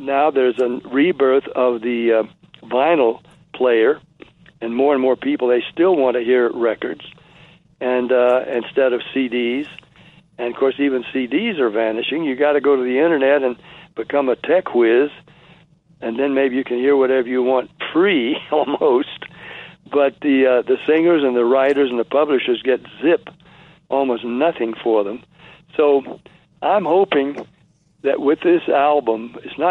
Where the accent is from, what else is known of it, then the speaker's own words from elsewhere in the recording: Nashville, Tennessee, United States; also born or lived in Jacksonville, Florida; I was born in Jacksonville, raised in Nashville